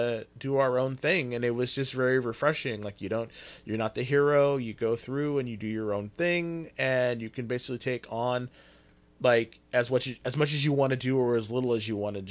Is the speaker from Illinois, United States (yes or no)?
no; Fresno, California, United States; I'm from Fresno's